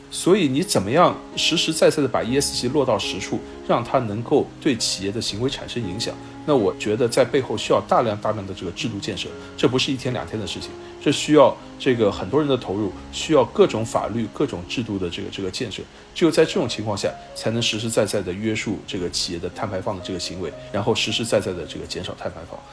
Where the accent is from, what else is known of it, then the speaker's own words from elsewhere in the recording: China; 我们中国人